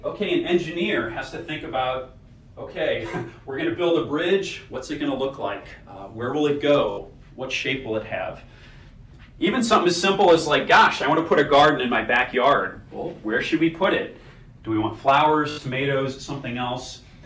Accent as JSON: {"language": "English", "town": "St. Louis", "region": "Missouri", "country": "United States", "tie": "born or raised there", "moved": "as an adult", "lives_now": "Milwaukee, United States", "said": "My hometown is beautiful St. Louis, Missouri"}